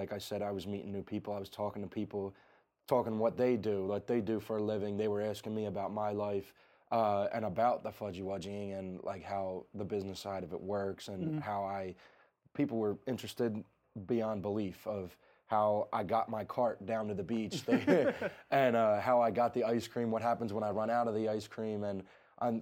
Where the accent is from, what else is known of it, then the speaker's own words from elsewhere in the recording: New Jersey, United States; I'm from the South Jersey area